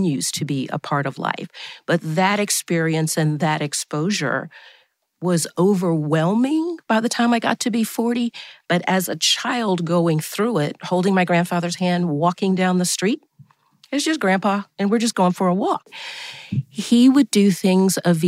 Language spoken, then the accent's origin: English; Atlanta, Georgia, United States; Growing up on Auburn Avenue, which is a very famous street, not only in Atlanta, but across the country and across the globe